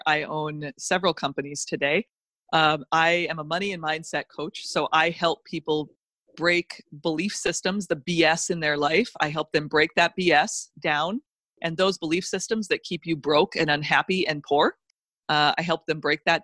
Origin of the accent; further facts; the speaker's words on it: North Dakota, United States; I grew up in North Dakota in the middle of winter.